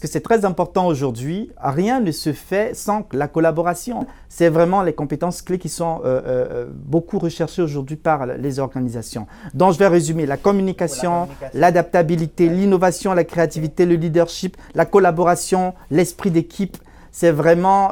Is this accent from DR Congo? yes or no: no; Cameroon; moved away as an adult; now in Canada; je suis d'origine euh, africaine, plus précisément, je viens du Cameroun. J'ai émigré au, Canada il y a, en, 2015